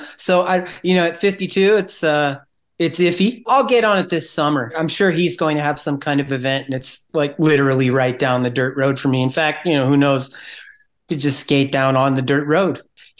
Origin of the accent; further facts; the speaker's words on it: Salinas, California, United States; also born or lived in Monterey, California; So Salinas is kind of my, you know, kind of my hometown.